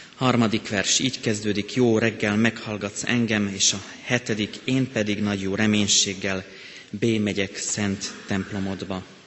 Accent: Slovakia; moved away as an adult; now in Hungary; én még ottaninak is érzem magam. Ott születtem, életem jelenleg még nagyobbik részét ott éltem le.

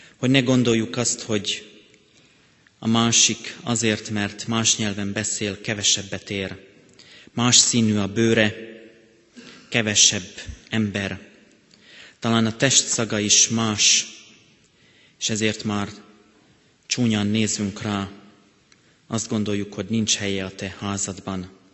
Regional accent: Slovakia; moved away as an adult; now in Hungary; én még ottaninak is érzem magam. Ott születtem, életem jelenleg még nagyobbik részét ott éltem le.

